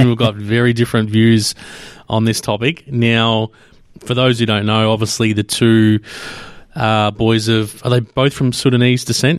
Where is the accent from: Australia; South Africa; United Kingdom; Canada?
Australia; being Australian